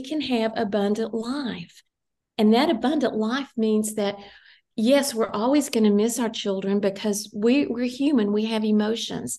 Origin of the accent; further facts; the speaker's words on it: Tennessee, United States; moved away; also born or lived in Ohio; I was living in Ohio. My hometown is in Tennessee.